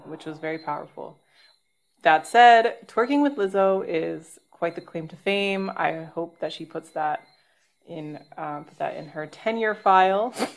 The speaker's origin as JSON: {"language": "English", "town": "Toronto", "region": "Ontario", "country": "Canada", "tie": "born or raised there", "moved": "yes", "said": "my hometown in Toronto"}